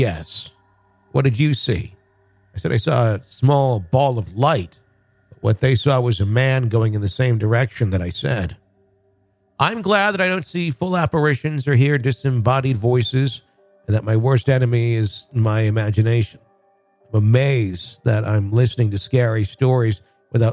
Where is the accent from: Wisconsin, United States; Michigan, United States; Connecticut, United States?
Wisconsin, United States; I grew up in Wisconsin.